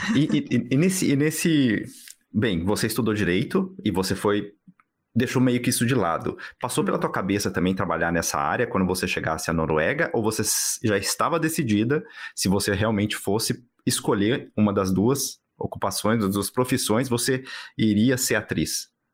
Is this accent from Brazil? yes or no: yes; São Paulo, Brazil; now in Berlin, Germany; eu sou de São Paulo. Assim, eu, não, eu não é. nasci em São Paulo, mas eu sou de São Paulo também.